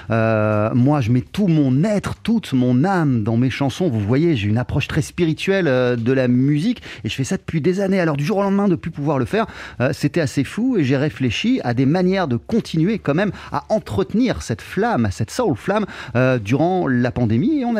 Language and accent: French; Brixton, London, United Kingdom; French is a second language; also born or lived in Nigeria; je suis né en Grande-Bretagne, en Angleterre, à l'âge de 7 ans. Je suis parti au Nigeria où j'ai résidé durant 10 années. Je suis ensuite revenu en Angleterre, à Londres, puis à Brixton.